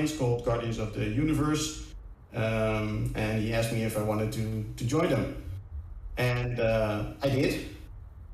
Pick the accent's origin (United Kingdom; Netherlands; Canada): Netherlands; I'm from Holland